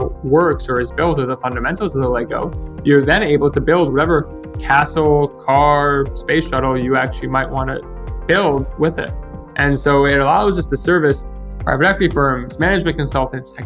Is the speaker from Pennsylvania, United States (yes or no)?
no; New York, United States; moved away as an adult; also born or lived in Montreal, Canada / Ottawa, Canada; I'm originally from New York, but I studied chemical engineering in Montreal